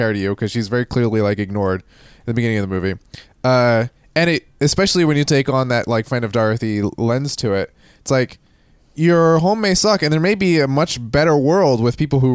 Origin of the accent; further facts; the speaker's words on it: New Jersey, United States; moved away; a guy who grew up in South Jersey